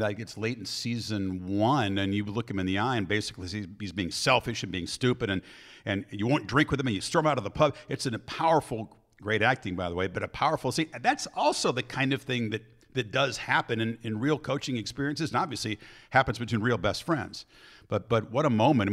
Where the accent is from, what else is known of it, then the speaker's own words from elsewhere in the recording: Chicago, Illinois, United States; We have our joint background growing up in Chicago